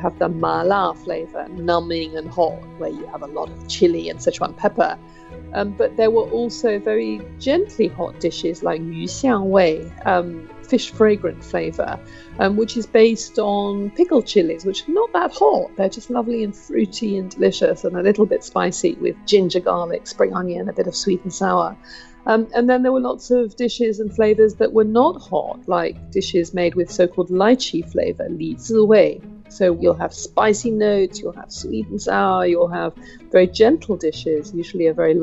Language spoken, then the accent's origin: English; United Kingdom; I'm a British cook and food writer